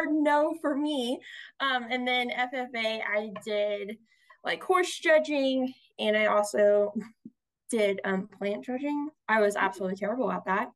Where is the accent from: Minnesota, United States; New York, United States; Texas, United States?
Texas, United States; Boerne; I grew up in Burney, Texas, so just north of San Antonio in the beautiful hill country. Born and raised there.